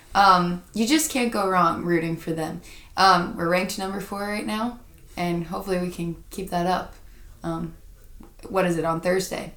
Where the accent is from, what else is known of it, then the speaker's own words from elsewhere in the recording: Charlotte, North Carolina, United States; I'm from Charlotte, North Carolina